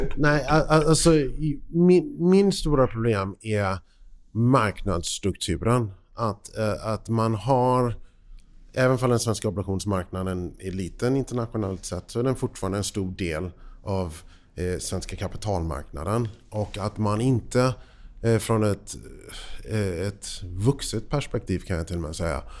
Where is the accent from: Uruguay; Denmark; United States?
United States; now in Sweden; för mig som, som amerikan